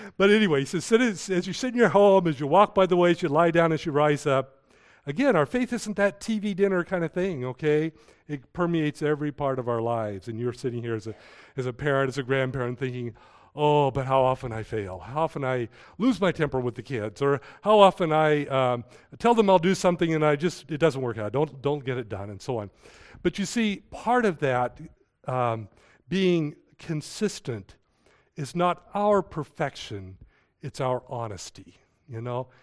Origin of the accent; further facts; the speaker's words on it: United States; I was born here in the United States.